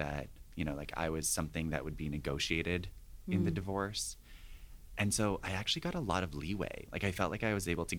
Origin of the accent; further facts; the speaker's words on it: Ontario, Canada; My experience growing up in Ontario, my parents divorced when I was 10